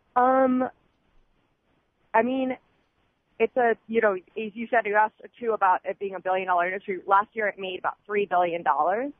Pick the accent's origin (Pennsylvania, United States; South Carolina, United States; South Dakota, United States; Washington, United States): Pennsylvania, United States; Philadelphia; also born or lived in New York; now in Seattle, United States; I'm from Pennsylvania, from Philly, Philly girl